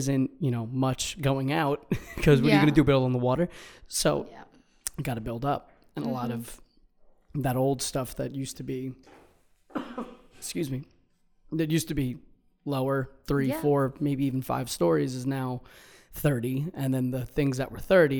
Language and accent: English; Long Island, New York, United States; now in New York City, United States; Yeah, from Long Island